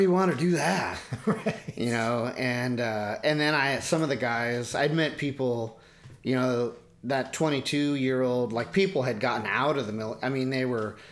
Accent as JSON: {"language": "English", "town": "Port Angeles", "region": "Washington", "country": "United States", "tie": "born or raised there", "lives_now": "Seattle area, United States", "said": "I grew up in Port Angeles and in Washington State"}